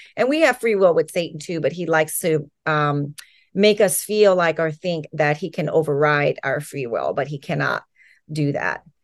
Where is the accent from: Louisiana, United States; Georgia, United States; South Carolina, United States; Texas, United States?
Louisiana, United States; New Orleans; moved away as an adult; now in Los Angeles County, United States; I grew up in Louisiana. I was born in New Orleans and then grew up right outside of New Orleans in the suburbs